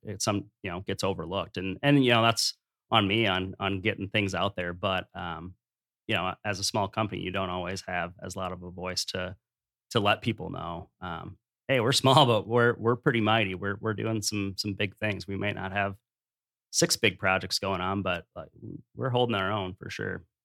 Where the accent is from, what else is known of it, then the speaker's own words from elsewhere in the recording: Dubuque, Iowa, United States; I grew up in Dubuque